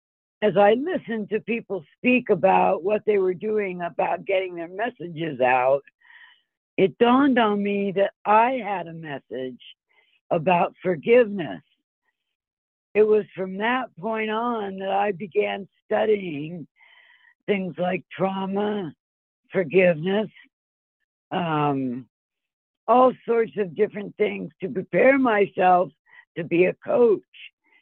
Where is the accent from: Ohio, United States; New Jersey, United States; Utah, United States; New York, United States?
Ohio, United States; also born or lived in Philadelphia / Colorado / California; It all started, I'm from Philadelphia. That's where I was born. And my family moved as far west as Ohio. And then I continued to travel west to Colorado and then to California.